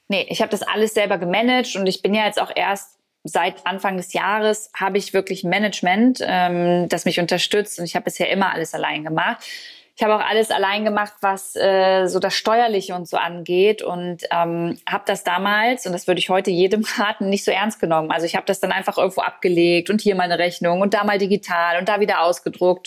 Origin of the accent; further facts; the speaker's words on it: Braunschweig, Lower Saxony, Germany; moved away; ich habe damals in Braunschweig in meiner Heimat gelebt